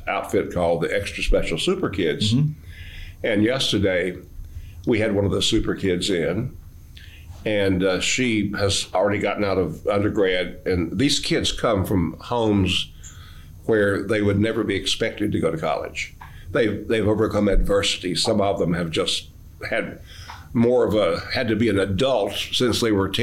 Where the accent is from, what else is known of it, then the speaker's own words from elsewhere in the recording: Boone, North Carolina, United States; I grew up in the Appalachian High School in Boone.